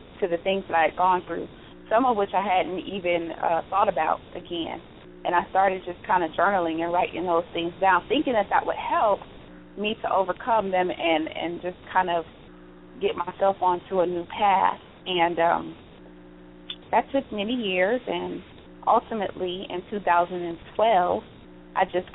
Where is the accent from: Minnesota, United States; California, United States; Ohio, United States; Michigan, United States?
Ohio, United States; Cleveland; now in Las Vegas, United States; I'm originally from Cleveland, Ohio